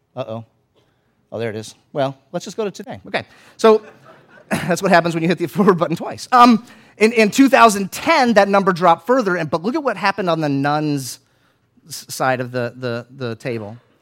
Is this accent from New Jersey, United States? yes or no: no; Florida, United States; where I grew up in Florida